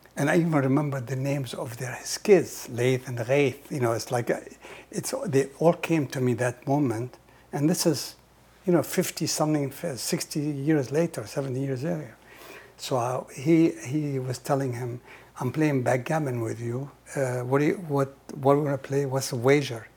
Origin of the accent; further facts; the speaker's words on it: Nazareth, Israel; English is a second language; moved away as an adult; now in United States; I was born in Nazareth